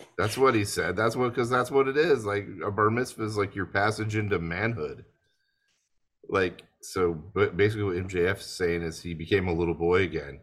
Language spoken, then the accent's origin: English; United States; I'm actually from the United States